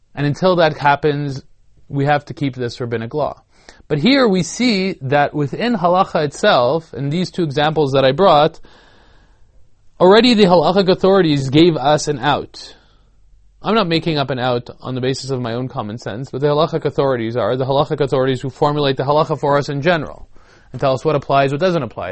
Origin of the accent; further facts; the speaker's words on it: Canada; I'm a Canadian